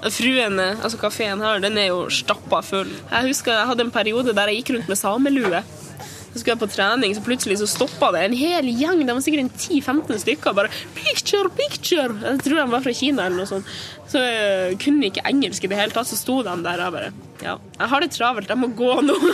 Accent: Tysfjord, Nordland, Norway; now in Longyearbyen, Svalbard; jeg er fra Tysfjord i Nordland.

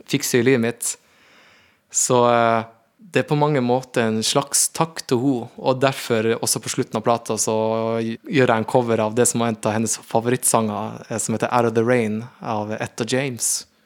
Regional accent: Northern Norway, Norway; det blir ikke like altså, med meg som en nordlending

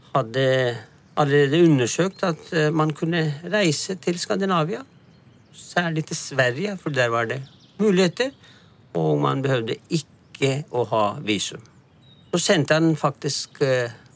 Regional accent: Lahore, Punjab, Pakistan; moved away as an adult; also born or lived in Karachi / Stockholm; now in Lørenskog, Norway; fra Punjab, fra hjemmestedet mitt Lahore

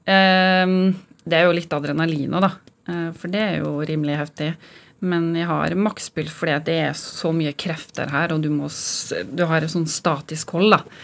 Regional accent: Molde, Møre og Romsdal, Norway; moved away; Jeg kommer fra Kleive, lita bygd utenfor Molde.

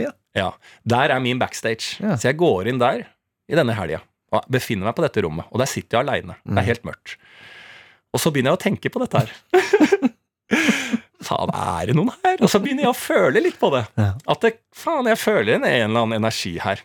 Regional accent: Bærum, Akershus, Norway; Bo hjemme mm. i, på Bærums Verk i blokka

